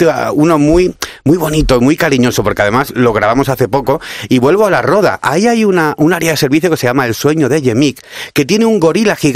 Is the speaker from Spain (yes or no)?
yes; Cádiz, Andalusia, Spain; Yo hablo fino porque me pagáis, pero en fin, en la tele, pero yo soy de Cádiz